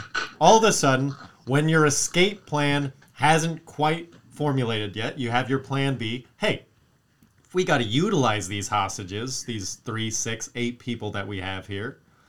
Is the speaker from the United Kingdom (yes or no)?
no; Wisconsin, United States; Why you got to rob in my home state?